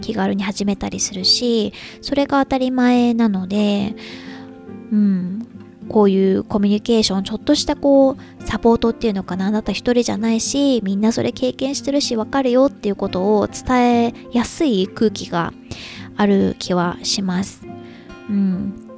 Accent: Japan; moved away; 旦那氏と日本に一時帰国してる時とかは

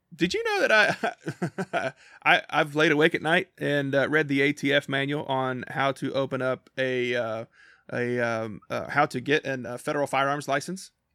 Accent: Kentucky, United States; I grew up, uh, born and raised in small town Kentucky

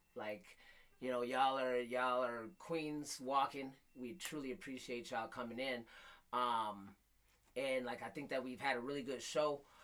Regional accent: Flint, Michigan, United States; I grew up in Flint

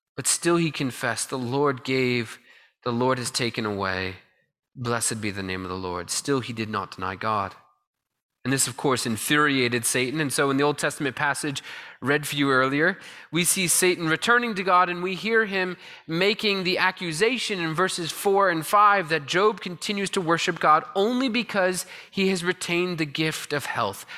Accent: Connecticut, United States; a kid growing up in Connecticut

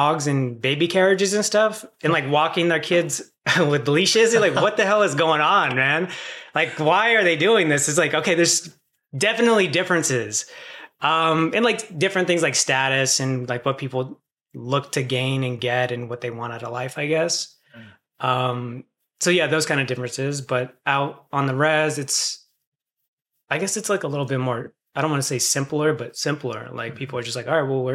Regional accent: Morongo reservation, California, United States; moved away as an adult; also born or lived in Albuquerque, New Mexico; I moved to Morongo. I grew up on the reservation out there.

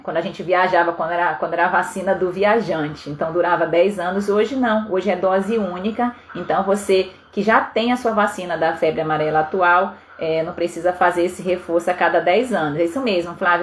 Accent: Pará, Brazil; moved away; Eu sou paraense, então eu sou do norte do Brasil

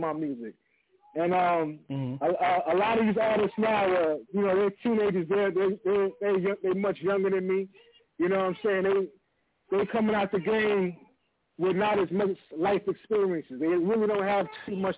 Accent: New York City, New York, United States; growing up in Queens, we used to have Park Jams in the neighborhood

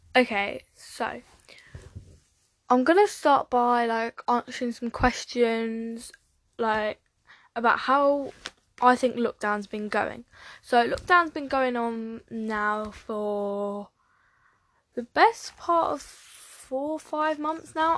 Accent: England, United Kingdom; I'm from England, UK

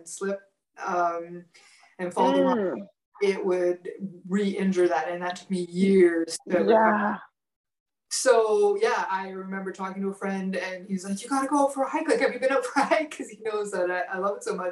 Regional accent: Manitoba, Canada; moved away; I grew up in Manitoba.

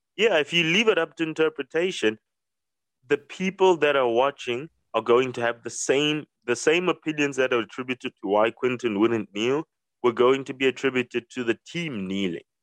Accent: South Africa; as a South African

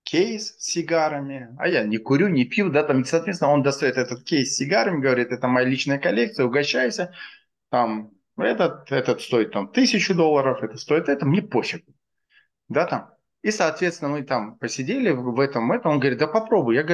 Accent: Dushanbe, Tajikistan; also born or lived in Stockholm; now in Moscow, Russia; Я вырос в Академгородке.

